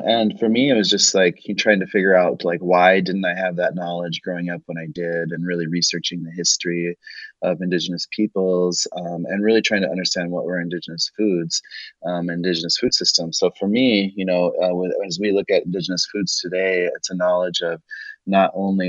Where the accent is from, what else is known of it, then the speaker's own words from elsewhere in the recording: Pine Ridge Reservation, South Dakota, United States; now in Minneapolis, United States; You know, I grew up on Pine Ridge Reservation, so I'm enrolled with the Oglala Lakota, which is in South Dakota, on the Pine Ridge Reservation.